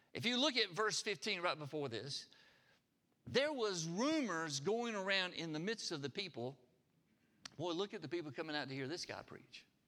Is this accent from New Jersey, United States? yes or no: no; Harpersville, Alabama, United States; I grew up in Harpersville. We, we raised everything we ate.